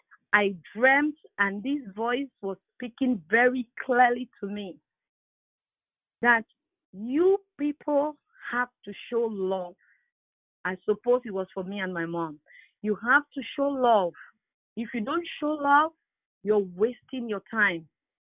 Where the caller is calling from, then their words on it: Barrie, Ontario, Canada; It's Sister …. I'm calling from Barrie, Ontario.